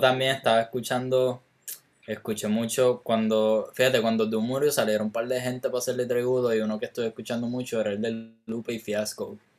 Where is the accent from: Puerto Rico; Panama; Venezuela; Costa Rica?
Puerto Rico; me siento más, más chileno que puertorriqueño